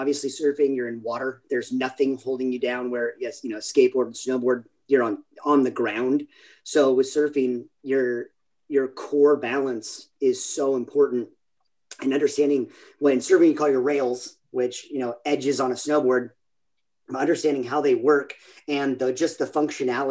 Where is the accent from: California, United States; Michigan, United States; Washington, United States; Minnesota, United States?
California, United States; San Clemente; originally from San Clemente, California, little beach town here in Southern California, in Orange County